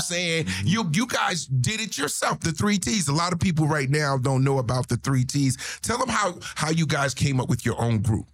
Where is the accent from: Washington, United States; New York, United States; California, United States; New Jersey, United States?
New Jersey, United States; I grew up in Jersey